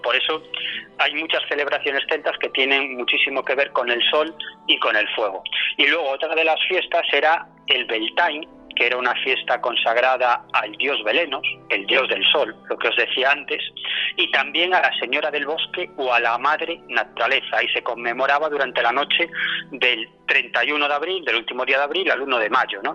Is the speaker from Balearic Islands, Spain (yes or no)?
no; Galicia, Spain; moved away; vengo de, de mi tierra, de Galicia